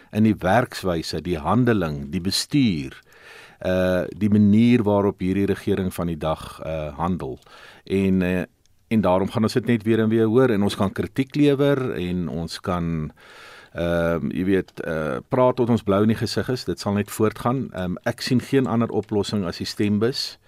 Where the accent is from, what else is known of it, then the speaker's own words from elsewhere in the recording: South Africa; Dit is wat ons as Suid-Afrikaners een maak.